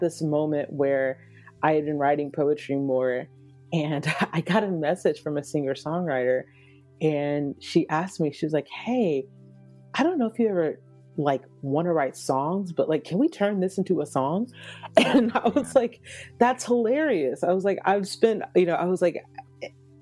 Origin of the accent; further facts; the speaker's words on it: Atlanta, Georgia, United States; moved away; also born or lived in Nashville / Dallas / Los Angeles; I'm originally from Atlanta, Georgia